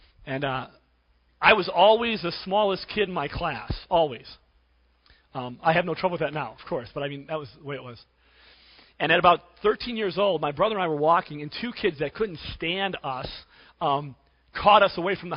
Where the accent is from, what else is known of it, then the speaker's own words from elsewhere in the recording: Cleveland, Ohio, United States; When I was a kid growing up in Cleveland